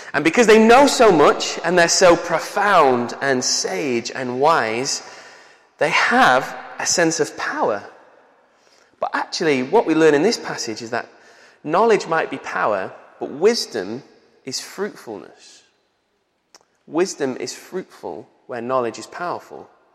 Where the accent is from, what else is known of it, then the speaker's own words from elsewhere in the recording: Manchester, North West England, United Kingdom; accent: Manchester; also born or lived in Bolton; I was 10 years old and I moved from uh, the centre of Manchester to Bolton, which is like north of Manchester. And because I had a Manchester accent